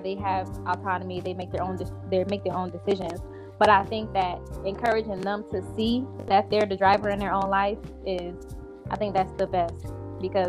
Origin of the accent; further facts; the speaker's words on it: Buffalo, New York, United States; I'm from Buffalo, New York, born and raised here.